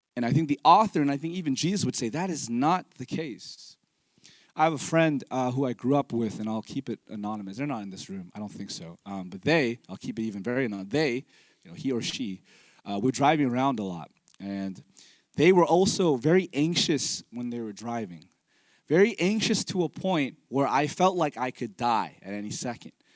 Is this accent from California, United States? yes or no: yes; Fremont, California, United States; moved away as an adult; also born or lived in Pleasanton; I'm a Bay Area native. I grew up here in the East Bay, uh, Fremont and Pleasanton